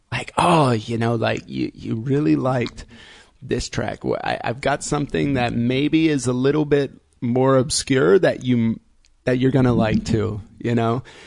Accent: Indiana, United States; now in Berlin, Germany; I grew up in Indiana

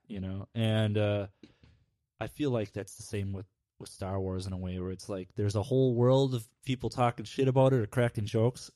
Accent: Midwest, United States; growing up in the Midwest

